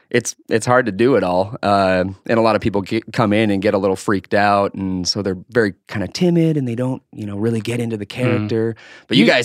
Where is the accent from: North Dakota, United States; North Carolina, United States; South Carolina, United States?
North Dakota, United States; Harwood; The situation was it's a little town right outside of Fargo, North Dakota, called Harwood.